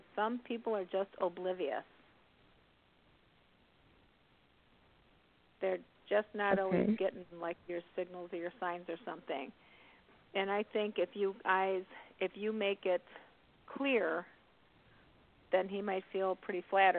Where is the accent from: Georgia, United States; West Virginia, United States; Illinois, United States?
Illinois, United States; Chicago; So I am from Chicago.